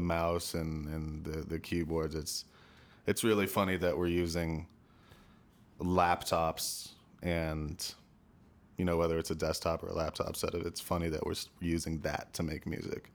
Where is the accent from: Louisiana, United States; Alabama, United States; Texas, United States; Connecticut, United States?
Connecticut, United States; Stamford; also born or lived in New Canaan, Connecticut; I was born in Stamford, Connecticut. Lived first ten years of my life there, and then, um, we moved to New Canaan, Connecticut